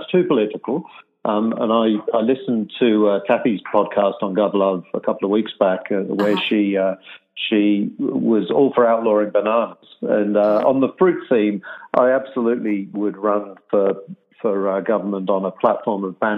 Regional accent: England, United Kingdom; now in Australia; And actually, I'm originally from England. So some people pick up the Australian in my accent and some people pick up the English.

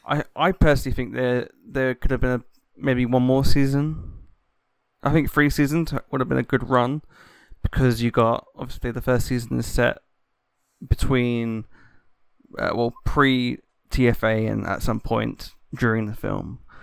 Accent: United Kingdom; I'm a Brit

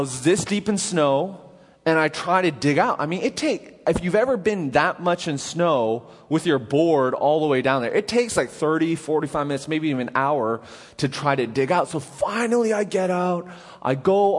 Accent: Vancouver, British Columbia, Canada; now in Nashville, United States; So growing up in Canada, in Vancouver

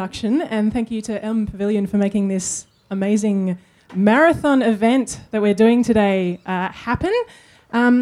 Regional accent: Australia; part of our childhoods growing up in Australia

